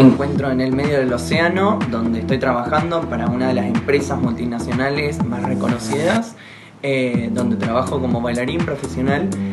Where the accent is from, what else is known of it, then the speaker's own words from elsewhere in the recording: General Roca, Río Negro, Argentina; moved away as an adult; nací en General Roca Río Negro, Argentina